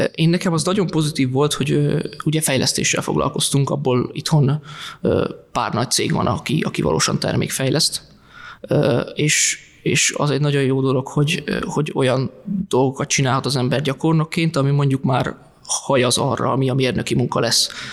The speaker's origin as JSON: {"language": "Hungarian", "town": "Tiszafüred", "region": "Jász-Nagykun-Szolnok", "country": "Hungary", "also_born_or_lived": "Budapest", "moved": "yes", "said": "én alapvetően Tiszafüredről származom"}